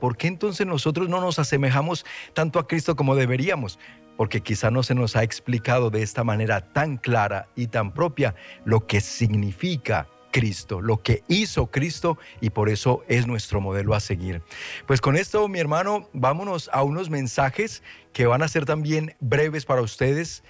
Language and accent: Spanish; Colombia; moved away; decimos allá en Colombia